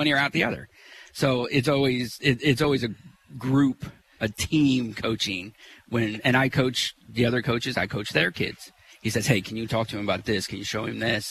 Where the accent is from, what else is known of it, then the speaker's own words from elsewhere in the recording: Springfield, Illinois, United States; Born and raised in Springfield. I'm a Lehigh grad.